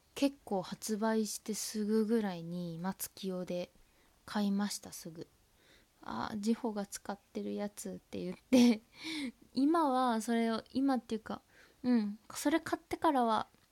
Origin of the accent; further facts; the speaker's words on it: Tohoku, Japan; accent: Tohoku dialect; 私は生粋のあの東北なまりですので